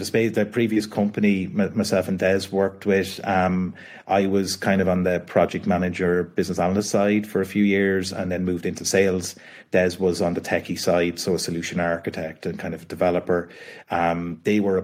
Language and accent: English; Kildare, Leinster, Ireland; I'm from Kildare, which is about an hour south of Dublin in Ireland. So grew up in a family, I guess, that had a family business